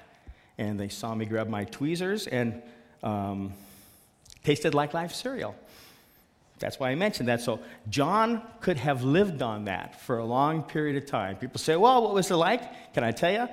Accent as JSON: {"language": "English", "town": "Seattle", "region": "Washington", "country": "United States", "said": "I'm from Seattle"}